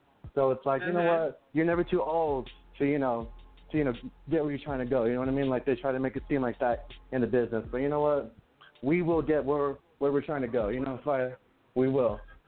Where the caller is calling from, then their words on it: New Mexico, United States; I'm calling from New York. No, I'm just kidding. New Mexico.